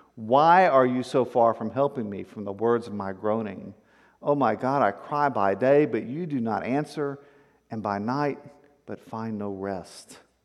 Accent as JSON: {"language": "English", "town": "Victoria", "region": "Texas", "country": "United States", "tie": "born or raised there", "said": "I grew up in South Texas on the coastal plains"}